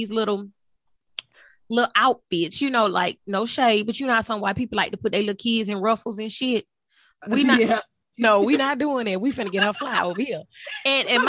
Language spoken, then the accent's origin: English; Texas, United States; I was born in Texas